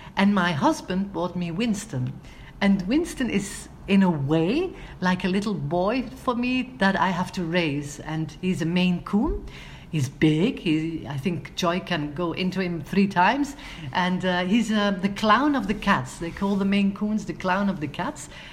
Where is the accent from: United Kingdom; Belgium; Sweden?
Belgium; Antwerp, Flanders; my hometown of Antwerp